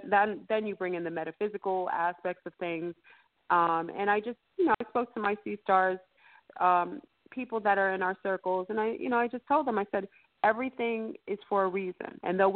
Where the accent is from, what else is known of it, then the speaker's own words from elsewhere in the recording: New York, United States; I'm going to keep it real, we're from New York.